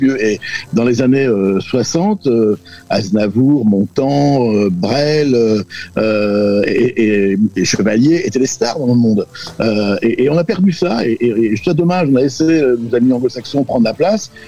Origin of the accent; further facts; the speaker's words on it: Brittany, France; first language Breton; French is a second language; ma langue maternelle, c'est le breton